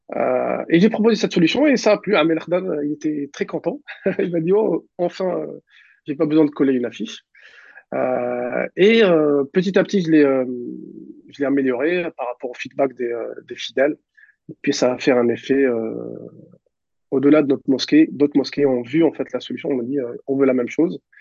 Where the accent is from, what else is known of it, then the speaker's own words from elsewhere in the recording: Mascara, Mascara Province, Algeria; moved away as an adult; now in Paris region, France; j'ai grandi à, à, à Mascara, en Algérie, dans, c'est dans l'ouest de, de, de l'Algérie